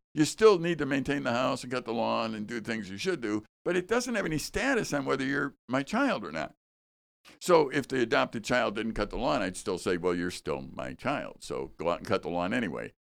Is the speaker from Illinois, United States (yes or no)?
yes; Chicago, Illinois, United States; now in Wisconsin, United States; I grew up in Chicago